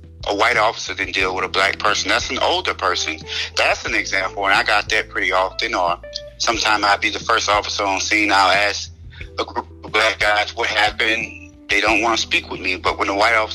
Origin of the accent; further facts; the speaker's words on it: Baton Rouge, Louisiana, United States; I'm from Baton Rouge, Louisiana